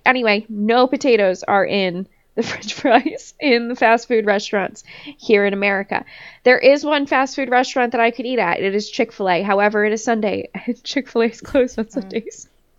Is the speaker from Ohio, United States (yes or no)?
no; New Jersey, United States; So, I'm from New Jersey and just going and just cutting in and out of traffic.